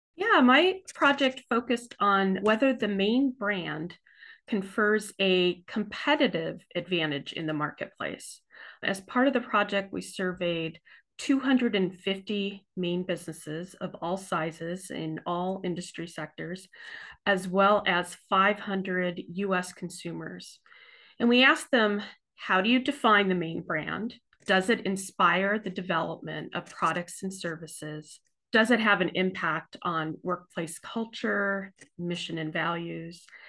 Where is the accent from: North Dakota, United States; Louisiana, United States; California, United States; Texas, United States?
California, United States; Southern; now in Maine, United States; I too am from away. I'm from Southern California, and I, I came to Maine in nineteen ninety-three